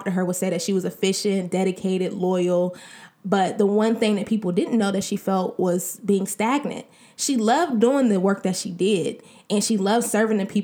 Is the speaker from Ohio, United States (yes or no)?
yes; Columbus, Ohio, United States; also born or lived in Cincinnati, Ohio; We were both born and raised in Columbus, Ohio.